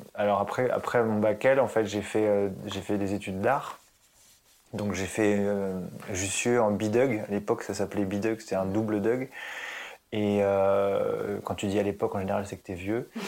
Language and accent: French; Évry, Île-de-France, France; also born or lived in Puteaux; je suis né à Puteaux, donc dans le 92. Ah. Et en fait, on est parti très très vite euh, vers Évry-Corbeil dans le 91. Et en fait, c'est vraiment là-bas que j'ai grandi.